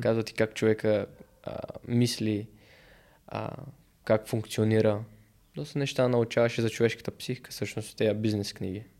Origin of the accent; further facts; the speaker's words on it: Bulgaria; съм българин